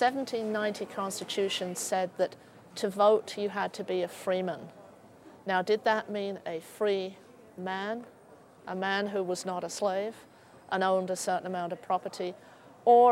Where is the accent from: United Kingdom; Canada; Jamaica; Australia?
United Kingdom; moved away as an adult; now in Philadelphia, United States; From Britain. I grew up just outside London.